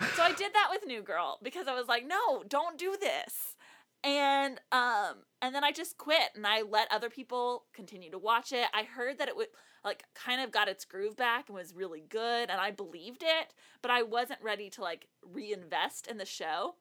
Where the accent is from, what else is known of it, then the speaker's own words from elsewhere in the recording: South Texas, United States; now in Nashville, United States; I'm from the most southern part of South Texas, so even more south than San Antonio.